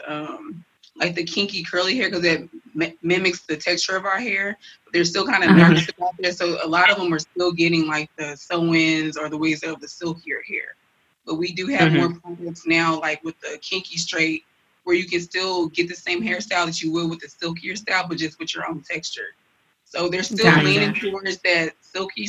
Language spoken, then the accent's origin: English; Nigeria; I'm Nigerian